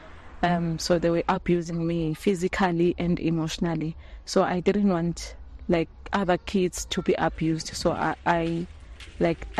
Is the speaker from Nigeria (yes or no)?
no; Lavumisa, Mbutu, Shiselweni, Eswatini; I'm from Lavo Mesa, from a place called Mbutu